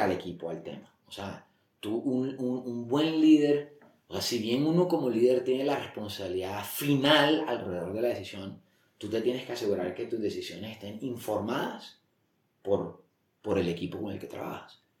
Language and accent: Spanish; Barranquilla, Atlántico, Colombia; moved away as an adult; now in Bogotá, Colombia; es un colombiano, nací en Barranquilla eh, hace 49 años. Em, yo creo que tuve una infancia normal, 18 años allá, luego eh, me vine a Bogotá a estudiar